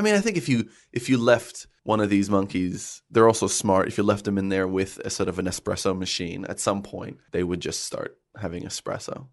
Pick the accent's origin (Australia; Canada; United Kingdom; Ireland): Canada; I grew up in Canada